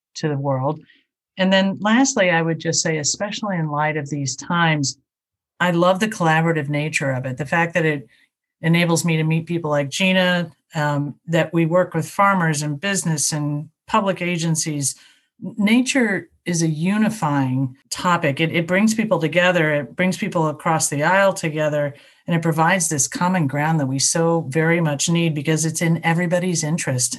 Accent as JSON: {"language": "English", "region": "southern Indiana", "country": "United States", "tie": "born or raised there", "also_born_or_lived": "Chicago", "moved": "yes", "said": "I grew up in Indiana and it was a southern part of the state"}